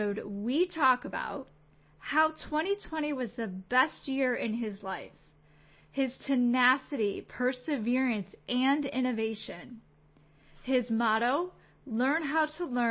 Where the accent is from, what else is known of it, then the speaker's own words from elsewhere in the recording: Chicago, Illinois, United States; I'm from Chicago